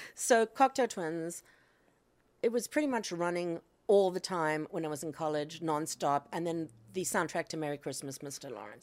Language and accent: English; Cape Town, Western Cape, South Africa; moved away; I grew up in South Africa in Cape Town